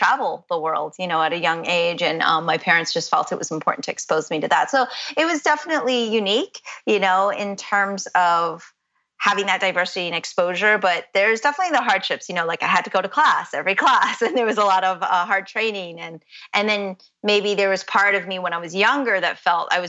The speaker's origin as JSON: {"language": "English", "town": "Orlando", "region": "Florida", "country": "United States", "tie": "born or raised there", "also_born_or_lived": "Boston", "said": "I was raised in Orlando"}